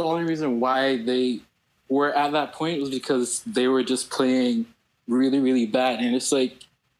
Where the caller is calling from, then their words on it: Atlanta, Georgia, United States; I am calling from Atlanta, Georgia.